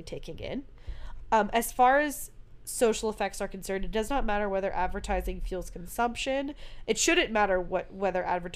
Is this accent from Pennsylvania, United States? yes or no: yes; Pennsylvania, United States; Growing up in Pennsylvania